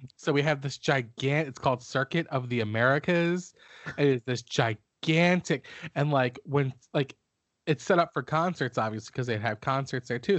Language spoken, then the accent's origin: English; Philadelphia, Pennsylvania, United States; I'm from Philly